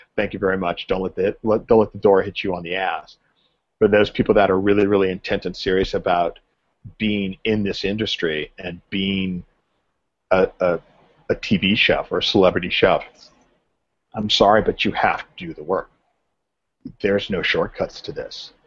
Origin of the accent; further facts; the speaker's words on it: Southern California, United States; I grew up in Southern California